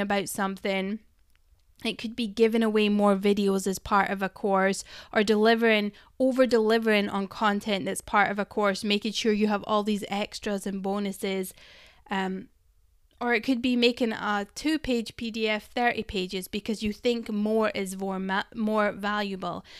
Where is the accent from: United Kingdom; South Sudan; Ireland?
United Kingdom; Scotland; I'm Scottish